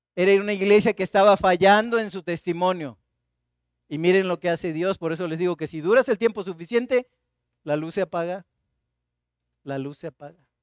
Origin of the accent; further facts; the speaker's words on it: Martínez de la Torre, Veracruz, Mexico; now in Xalapa, Mexico; Yo soy de Martínez de la Torre